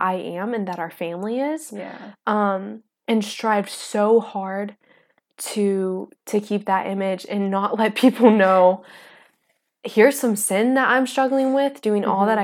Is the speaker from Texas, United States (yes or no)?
yes; Palestine, Texas, United States; I am from East Texas